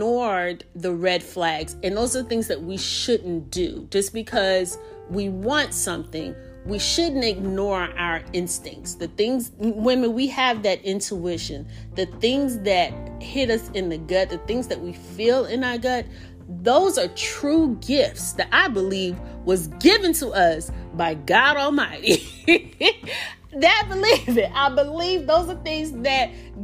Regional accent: the South, United States; accent: Southern; I live in the South, if you can't already tell by my accent

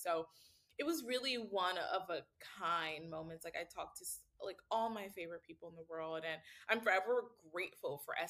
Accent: Ohio, United States; oh, we're both from Ohio. Then you make a joke like, how many people really leave the Midwest, right?

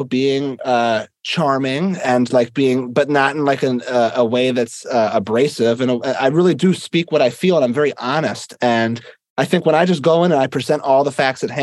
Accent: Philadelphia, Pennsylvania, United States; I'm from Philadelphia

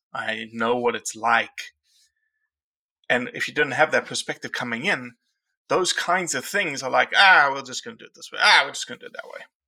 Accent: South Africa; now in United States; I came to this country as a South African, and there is zero public land in South Africa

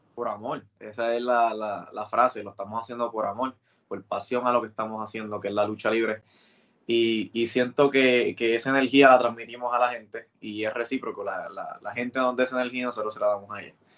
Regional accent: Puerto Rico; yo crecí viendo aquí en Puerto Rico

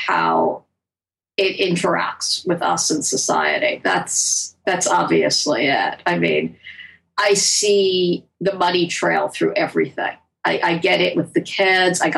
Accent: United States; I am American. I live in our culture

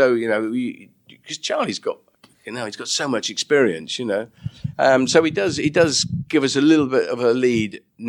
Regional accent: United Kingdom; Well, I'm very British, as you know

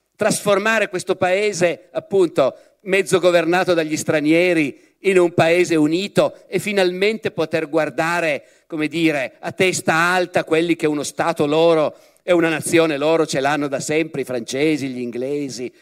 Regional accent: Piedmont, Italy; Io che sono piemontese, uno dei colpi più duri al mio orgoglio di piemontese

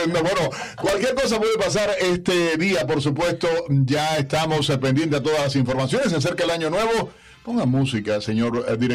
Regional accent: Cuba; como los cubanos decimos

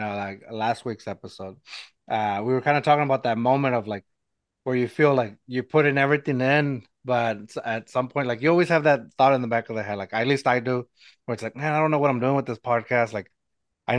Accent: San Antonio, Texas, United States; I'm from San Antonio. I live in San Antonio

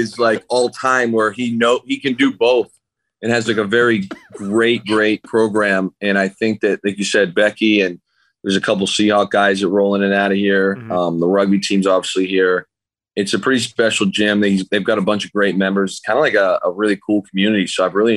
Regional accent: Canada; moved away as an adult; now in Seattle, United States; my hometown is in like stay at home order, like handing out tickets if you walk outside.

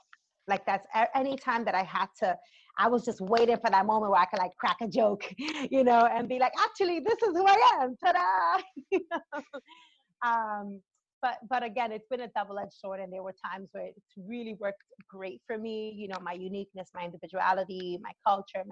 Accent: New York City, New York, United States; growing up in the Bronx, I mean, I'm an 80s child, and the 80s era in the South Bronx, you know, when I was growing up

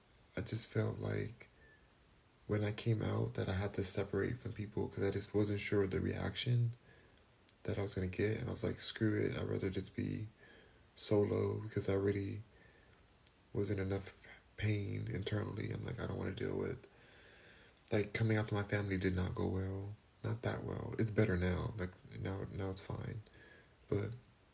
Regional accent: Los Angeles, California, United States; now in Houston, United States; I'm in Houston now, but I'm from Los Angeles

